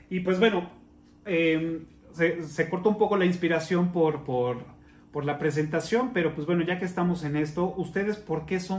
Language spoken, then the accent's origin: Spanish; Mexico; Digo, lo conocemos todo el mundo o, o, como mexicanos lo conocemos.